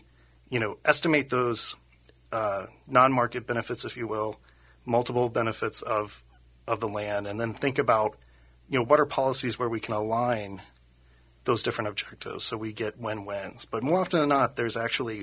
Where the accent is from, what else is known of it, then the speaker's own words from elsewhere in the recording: Cincinnati, Ohio, United States; moved away as an adult; now in Minnesota, United States; I started out in Ohio. I'm from Cincinnati, Ohio